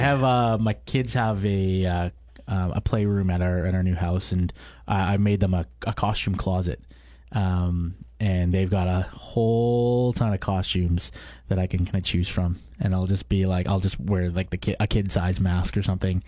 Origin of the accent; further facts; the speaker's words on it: Canada; born and raised i, i, in Canada, so I'm a second generation immigrant.